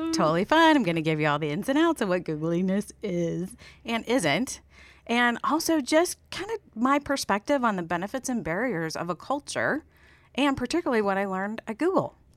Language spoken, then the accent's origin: English; Steubenville, Ohio, United States; moved away as an adult; also born or lived in Columbus, Ohio; originally from Ohio, born and raised in … hometown